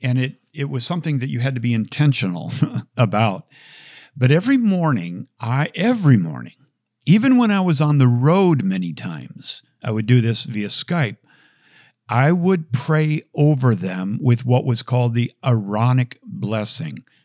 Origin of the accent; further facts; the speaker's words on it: Bloomington, Minnesota, United States; growing up in Bloomington, Minnesota